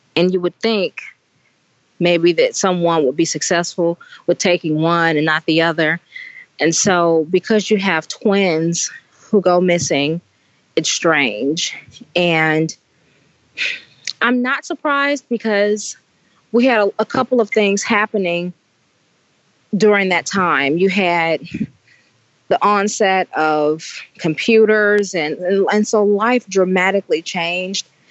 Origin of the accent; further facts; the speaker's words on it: Indiana, United States; moved away; I'm from Indiana